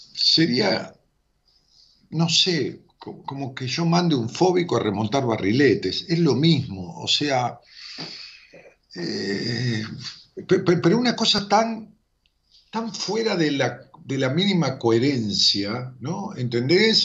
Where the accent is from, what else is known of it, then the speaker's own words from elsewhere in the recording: Ramos Mejía, Buenos Aires Province, Argentina; Ramón Mejía, que es mi pueblo